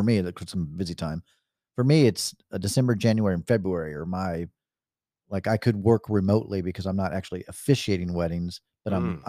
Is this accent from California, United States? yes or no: yes; California, United States; Guys, I'm from California. I'm totally used to this.